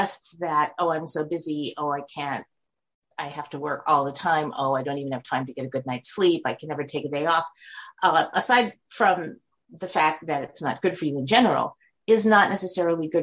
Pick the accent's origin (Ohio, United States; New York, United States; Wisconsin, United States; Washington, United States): New York, United States; New York City; I grew up in New York City